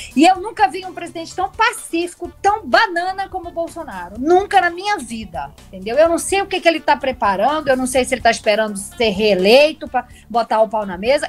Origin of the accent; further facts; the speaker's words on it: Northeast Region, Brazil; eu sou nordestina